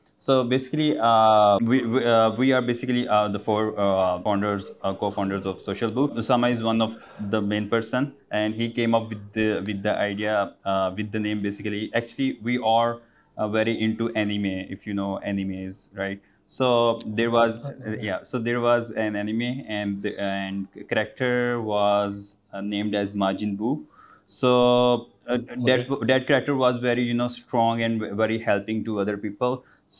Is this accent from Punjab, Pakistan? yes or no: yes; Gujranwala, Punjab, Pakistan; English is a second language; now in Lahore, Pakistan; Basically, I'm from Gujaratwala.